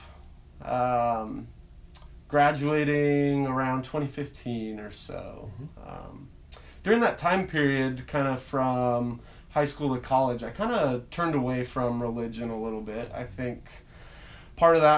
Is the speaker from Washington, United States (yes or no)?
yes; Leavenworth, Washington, United States; also born or lived in Cashmere, Washington; I grew up in Leavenworth and Kashmir